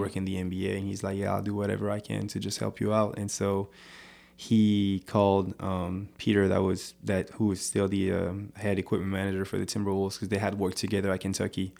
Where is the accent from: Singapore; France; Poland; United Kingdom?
France; moved away as an adult; now in United States; growing up in France, I used to just, you know, go to church every Sunday.